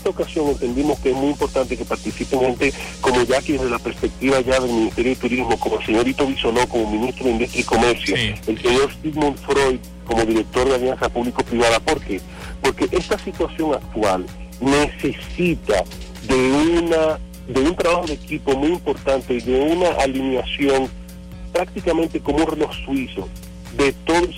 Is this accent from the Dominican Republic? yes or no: yes; Dominican Republic; nosotros como República Dominicana tenemos mucha suerte